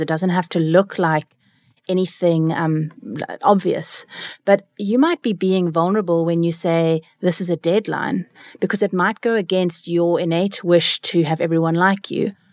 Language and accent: English; Cape Town, Western Cape, South Africa; also born or lived in California, United States; I am from Cape Town. I grew up here besides a stint in America, where I lived in California